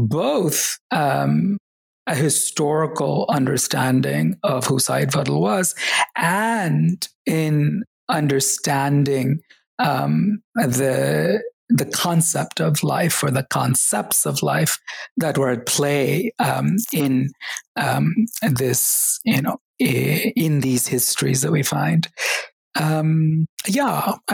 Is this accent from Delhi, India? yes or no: no; Kerala, India; born there; And I was reminded that even though I was born in Kerala, I had forgotten Malayalam, the language of the state.